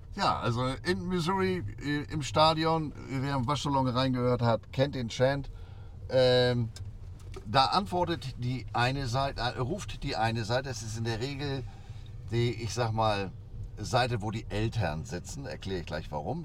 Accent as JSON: {"language": "German", "region": "Hamburg", "country": "Germany", "said": "Ich sag Hamburg, Deutschland"}